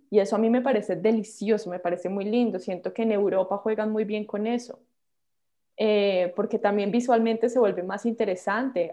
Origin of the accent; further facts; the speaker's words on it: Colombia; moved away as an adult; also born or lived in Los Angeles, United States; como colombiana